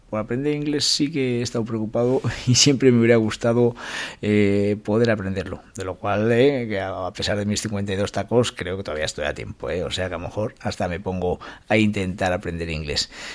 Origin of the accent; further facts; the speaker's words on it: Calahorra, La Rioja, Spain; mi pueblo, esa San Silvestre de Calahorra